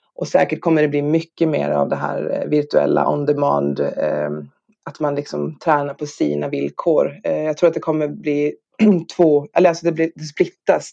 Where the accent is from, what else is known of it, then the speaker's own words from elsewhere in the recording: Norrland, Sweden; moved away; also born or lived in Skåne; jag är själv norrlänning